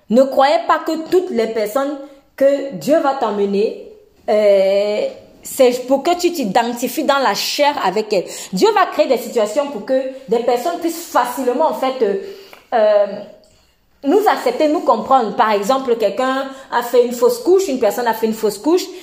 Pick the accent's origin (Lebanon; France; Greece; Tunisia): Tunisia; Moi, peut-être, je suis tunisienne. Je prêche un message ferme à quelqu'un qui est français.